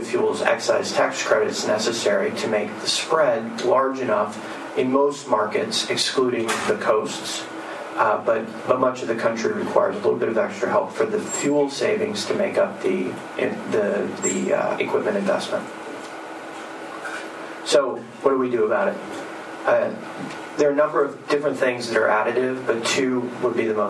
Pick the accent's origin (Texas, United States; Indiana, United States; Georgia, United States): Texas, United States; moved away; also born or lived in Houston; I used to live and work in Houston in a high-rise office building downtown, and I grew up in Texas